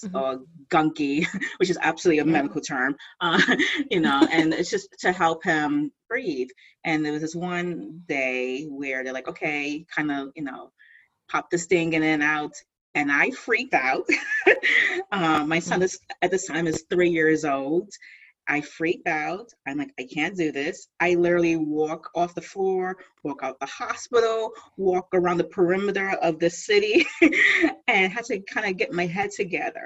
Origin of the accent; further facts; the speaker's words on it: East Coast, United States; I'm typical lady from the East Coast.